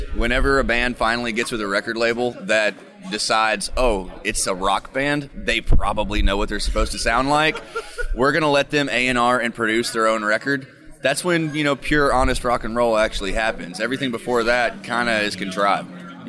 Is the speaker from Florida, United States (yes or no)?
yes; South Florida, United States; now in Kentucky, United States; I'm actually originally from South Florida.